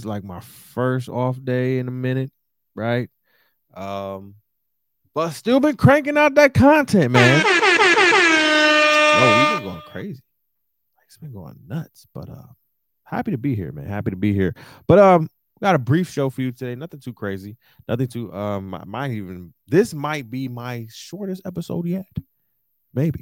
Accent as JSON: {"language": "English", "town": "Detroit", "region": "Michigan", "country": "United States", "moved": "yes", "lives_now": "New York, United States", "said": "I'm from Detroit"}